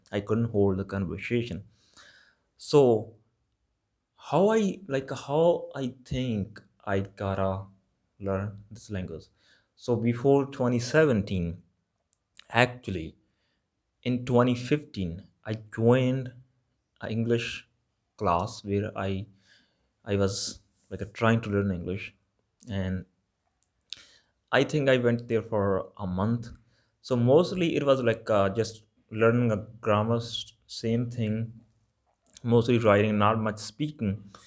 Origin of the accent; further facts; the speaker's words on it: Malwa, Punjab, India; accent: Malwa; English is a second language; my accent is Malba accent